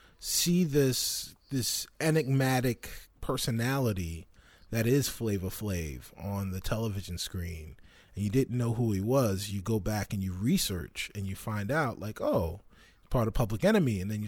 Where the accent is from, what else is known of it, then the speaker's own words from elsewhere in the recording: Roosevelt, New York, United States; My hometown, my dudes, literally my homeboys from Roosevelt, Long Island